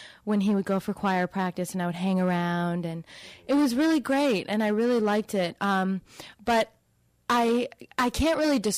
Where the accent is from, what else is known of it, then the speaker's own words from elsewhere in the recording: Wilbraham, Massachusetts, United States; also born or lived in Seattle, Washington / Amherst, Massachusetts; I was born in Seattle, Washington, and I moved to Wilbraham, Massachusetts, which is about half an hour south, when I was three. So I grew up there